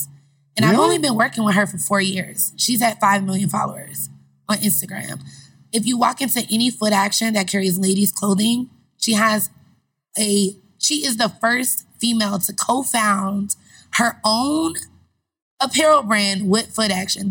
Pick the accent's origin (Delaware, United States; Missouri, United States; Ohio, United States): Ohio, United States; Cleveland; also born or lived in Indianapolis, Indiana; I'm from Cleveland, but my mom lived in Indianapolis, so I moved to Cleveland